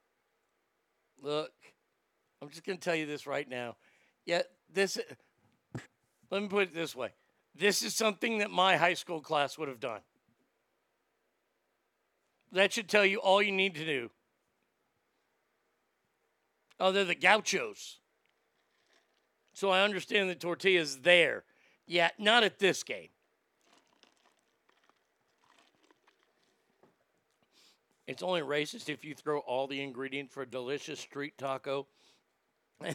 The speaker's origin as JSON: {"language": "English", "town": "San Diego", "region": "California", "country": "United States", "tie": "born or raised there", "said": "my hometown of San Diego"}